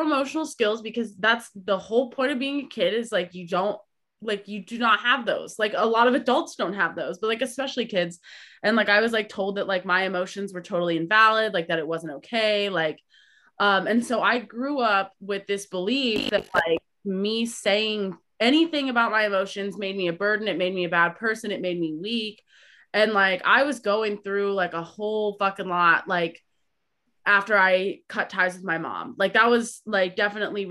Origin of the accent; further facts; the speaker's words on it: Midwest, United States; the culture that I grew up in the Midwest